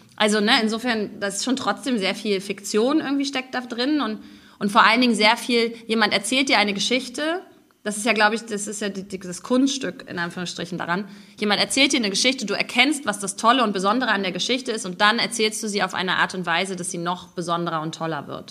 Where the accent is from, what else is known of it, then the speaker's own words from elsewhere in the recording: East Germany, Germany; moved away as an adult; also born or lived in Stralsund; now in Israel; wir Ostdeutschen dafür bekannt sind, so wahnsinnig freundlich und höflich zu sein